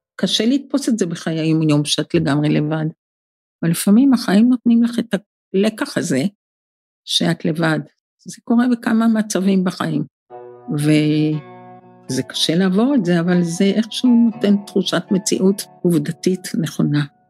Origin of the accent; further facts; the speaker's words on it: Israel; כיוון שגדלתי בקיבוץ, אז הטבע היה מאוד קרוב אלינו